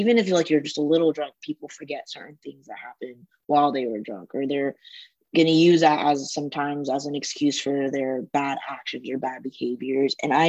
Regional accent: United States; compared to me growing up in the States.

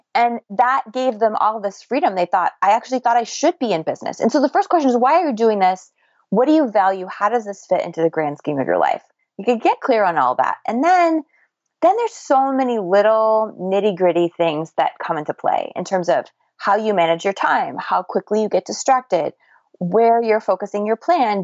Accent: United States; accent: American; my American accent

